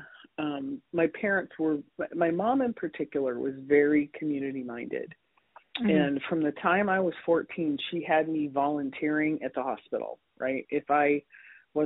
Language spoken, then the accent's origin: English; Scottsdale, Arizona, United States; I grew up in Scottsdale, Arizona